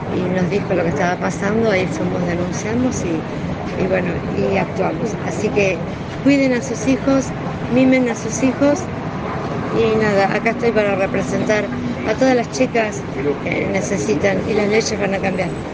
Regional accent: Rojas, Buenos Aires Province, Argentina; viviendo en el campo, en Rojas, eh, que es mi ciudad natal

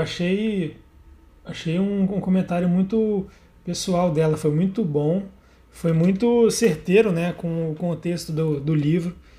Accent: Brazil; also born or lived in Hawaii; a gente, como brasileiro

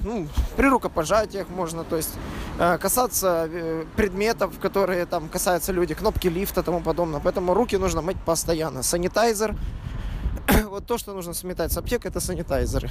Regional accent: Odesa, Odesa Oblast, Ukraine; now in Berlin, Germany; родной Одессы

